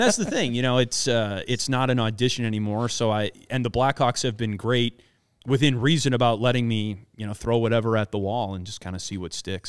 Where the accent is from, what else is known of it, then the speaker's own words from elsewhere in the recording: Wisconsin, United States; I grew up in Wisconsin, grew up a uh, a big Milwaukee Brewers fan